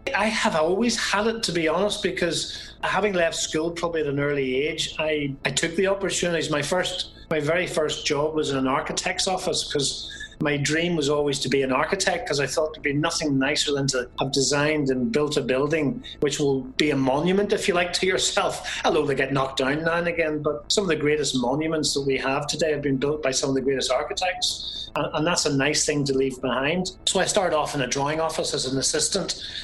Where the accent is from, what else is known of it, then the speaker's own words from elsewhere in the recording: Belfast, Northern Ireland, United Kingdom; now in County Armagh, United Kingdom; I am originally from Belfast.